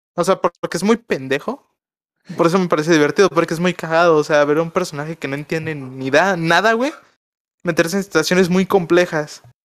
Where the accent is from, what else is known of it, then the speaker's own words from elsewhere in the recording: Mexico; como mexicano te lo tengo que reconocer